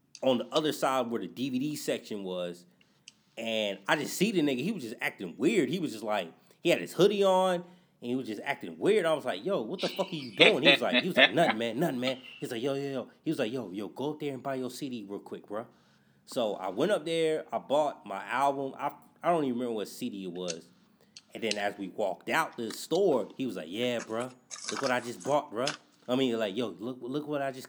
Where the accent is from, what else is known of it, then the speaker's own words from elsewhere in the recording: the South, United States; growing up in the South